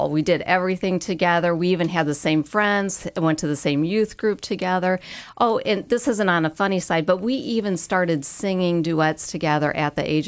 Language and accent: English; Minnesota, United States; We're from Minnesota.